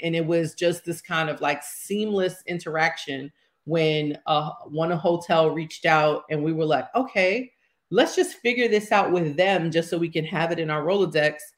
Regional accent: New York City, New York, United States; I'm from Harlem, born and raised

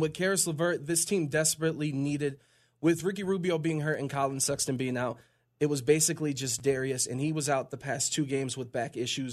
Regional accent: Cleveland, Ohio, United States; born and raised in Cleveland

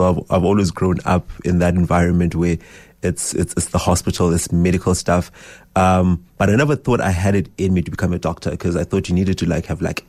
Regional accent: Johannesburg, Gauteng, South Africa; because we're from Johannesburg, she was like, you'll go starve there.

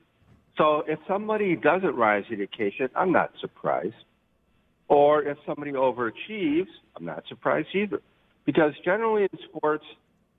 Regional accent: Chicago, Illinois, United States; now in Bay Area, United States; I grew up in Chicago

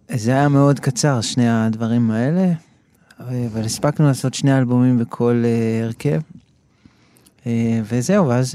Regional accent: Ra'anana, Central District, Israel; moved away as an adult; now in Tel Aviv, Israel; גדלתי ברעננה, ואחרי זה כבר אה, בגיל 21, אני חושב, כבר עברתי לתל אביב

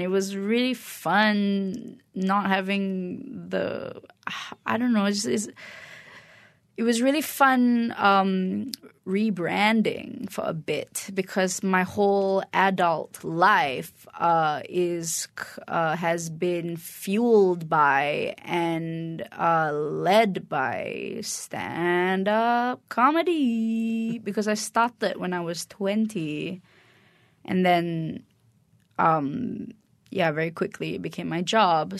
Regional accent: Kuala Lumpur, Malaysia; moved away as an adult; I'm Malaysian

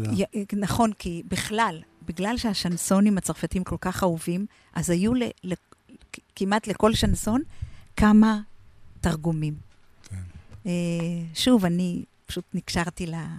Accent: Israel; also born or lived in Argentina; חזרנו הביתה לקיבוץ, אני בת קיבוץ שרמקים

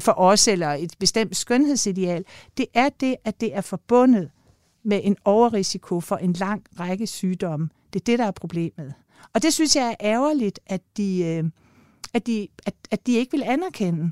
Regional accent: Denmark; jeg kommer jo selv fra Jylland

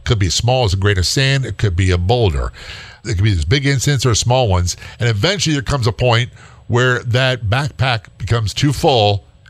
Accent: Norfolk, Virginia, United States; By the way, I grew up in Norfolk, Virginia, so my dad's career Navy, and so I wasn't far from that area.

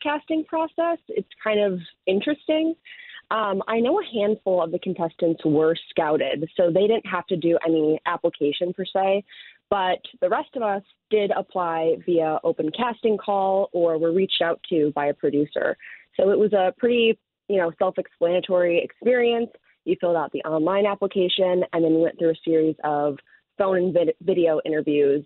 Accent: Chicago, Illinois, United States; I'm from the South Side, but living in the city now

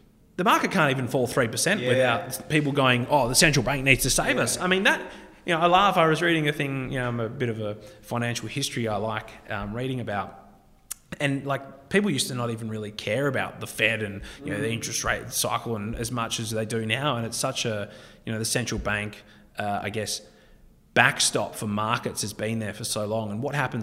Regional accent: South Africa; moved away; I was born in South Africa, and, you know, I know people there

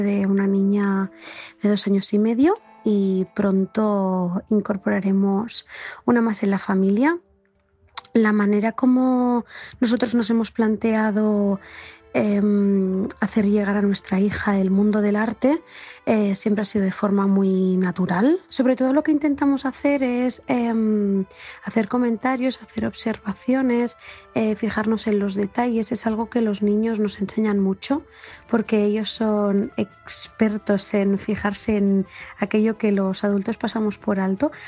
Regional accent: Barcelona, Catalonia, Spain; soy de Barcelona

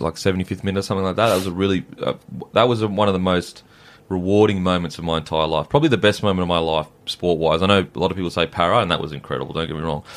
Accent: Gold Coast, Queensland, Australia; I'm from the Gold Coast

